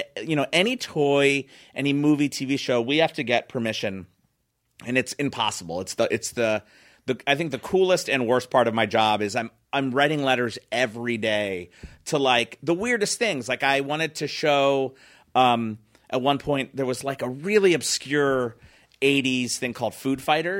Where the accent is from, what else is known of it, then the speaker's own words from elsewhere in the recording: Philadelphia, Pennsylvania, United States; I was from Philly.